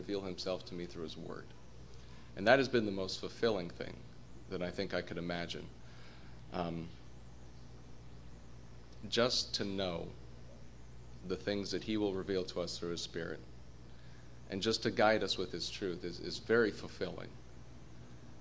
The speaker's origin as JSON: {"language": "English", "region": "Colorado", "country": "United States", "also_born_or_lived": "New Jersey", "moved": "yes", "said": "I'm from Colorado originally"}